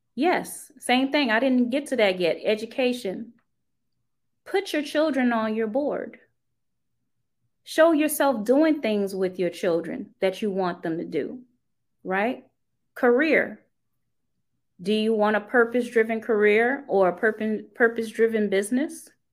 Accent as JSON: {"language": "English", "town": "New Orleans", "region": "Louisiana", "country": "United States", "tie": "born or raised there", "said": "I grew up in New Orleans"}